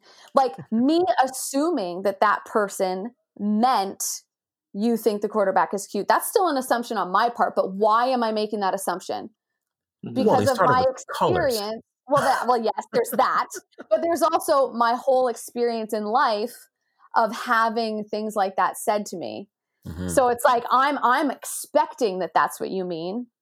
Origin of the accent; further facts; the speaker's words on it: Canada; growing up in Canada